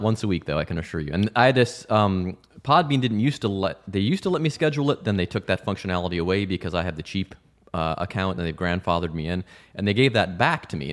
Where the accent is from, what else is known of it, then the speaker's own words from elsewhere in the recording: Cleveland, Ohio, United States; also born or lived in Mentor, Ohio / Pittsburgh, Pennsylvania / Bowling Green, Ohio; I grew up in Ohio. I'm from Cleveland originally